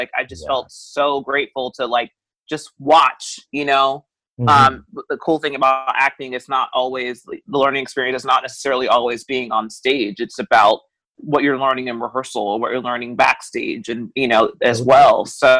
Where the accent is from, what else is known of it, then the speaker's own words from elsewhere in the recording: Savannah, Georgia, United States; moved away as an adult; also born or lived in Virginia; now in Orlando, United States; But I'm in Georgia, so I grew up in Georgia, Savannah, mm-hmm. Georgia, beautiful town, 4.5 hours away from Orlando.